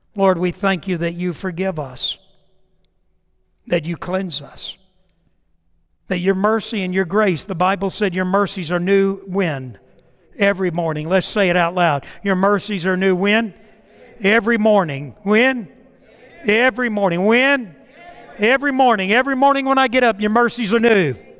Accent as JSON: {"language": "English", "town": "Titusville", "region": "Florida", "country": "United States", "tie": "born or raised there", "moved": "yes", "said": "my hometown of Titusville, Florida, Orlando, in that area back in the summer, and I went to every house I lived in growing up"}